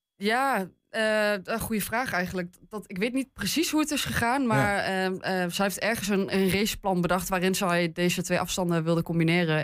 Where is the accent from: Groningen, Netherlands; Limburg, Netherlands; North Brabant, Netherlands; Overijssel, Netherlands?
Overijssel, Netherlands; Hengelo; now in Enschede, Netherlands; ik ben geboren in Hengelo. Ik heb lang in het buitengebied gewoond